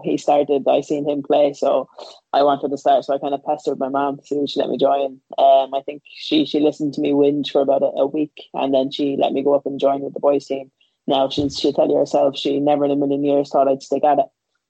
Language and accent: English; Wexford, Leinster, Ireland; moved away as an adult; also born or lived in England; now in Brighton, United Kingdom; So I'm from Wexford, obviously in the southeast of Ireland. So my mom was born and bred in Wexford. She moved to London when she was 21 or 22. And from there, she met my dad, who was from Jamaica.